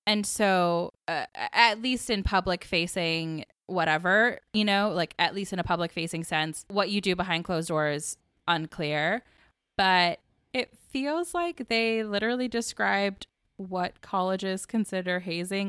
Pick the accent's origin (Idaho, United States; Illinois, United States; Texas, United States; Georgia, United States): Georgia, United States; Atlanta; I grew up in Atlanta in Southern, like, battle of the bands culture